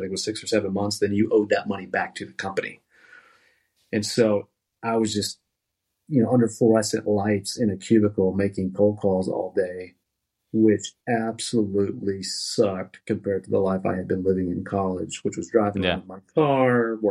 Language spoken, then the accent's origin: English; Dallas-Fort Worth Metroplex, Texas, United States; also born or lived in San Marcos, Texas; I grew up in the Dallas-Fort Worth Metroplex